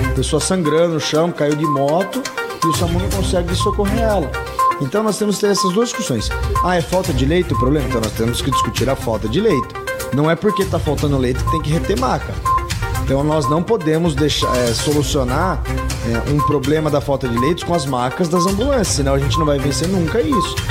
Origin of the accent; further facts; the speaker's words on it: Sorocaba, São Paulo, Brazil; não nasci em Sorocaba, mas vim para Sorocaba muito pequena